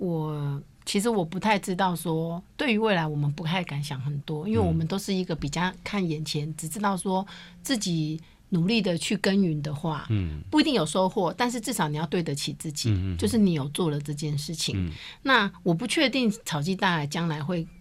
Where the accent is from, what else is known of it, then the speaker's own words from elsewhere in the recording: Taiwan; 因为我们台湾人是比较害羞保守的